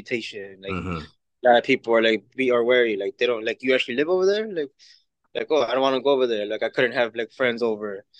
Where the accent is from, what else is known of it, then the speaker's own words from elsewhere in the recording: Chicago, Illinois, United States; also born or lived in Mexico; I'm also a product of the neighborhood